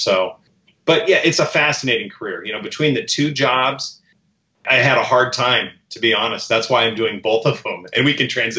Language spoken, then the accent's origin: English; Warrenton, Oregon, United States; also born or lived in Oakland, California; we moved up to Oregon when I was about 8 years old.